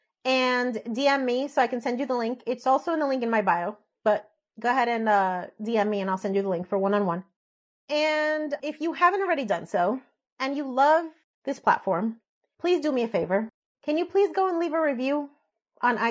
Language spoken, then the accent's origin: English; Elizabeth, New Jersey, United States; moved away as an adult; now in Florida, United States; I grew up in Elizabeth, right outside of Newark